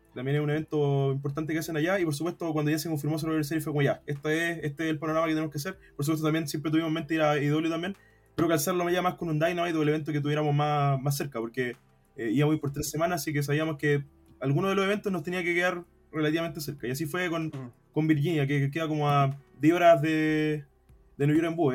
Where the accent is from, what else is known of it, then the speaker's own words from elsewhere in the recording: Quilpué, Valparaíso, Chile; soy de Quilpué, de, la quinta región